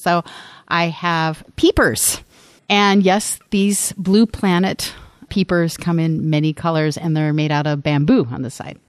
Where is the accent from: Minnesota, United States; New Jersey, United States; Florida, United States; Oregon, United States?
Minnesota, United States; moved away; also born or lived in Washington, D.C. metro area / Iowa; as a Midwesterner, because I was raised in Minnesota